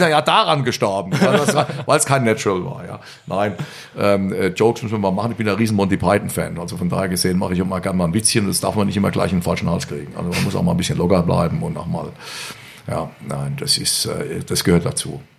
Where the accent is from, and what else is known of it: Rhineland-Palatinate, Germany; born or raised there